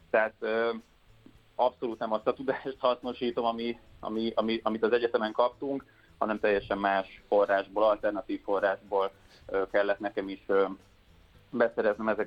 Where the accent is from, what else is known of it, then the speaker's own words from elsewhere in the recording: Budapest, Hungary; én is innen jöttem, tehát én egy budapesti gyerek